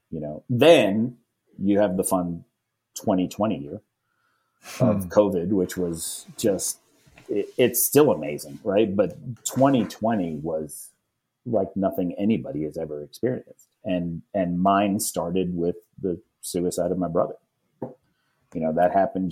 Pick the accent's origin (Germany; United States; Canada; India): United States; New York; also born or lived in Virginia; now in North Carolina, United States; I'm from New York